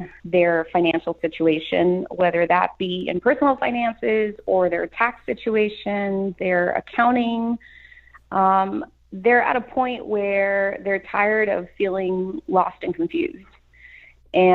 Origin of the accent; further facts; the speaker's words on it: Los Angeles, California, United States; I grew up in East Los Angeles, Boyle Heights, then moved further inland